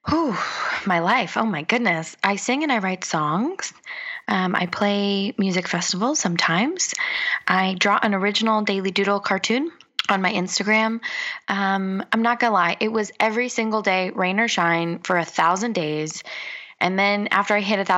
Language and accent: English; Los Angeles, California, United States; moved away as an adult; now in Bali, Indonesia; I grew up in Los Angeles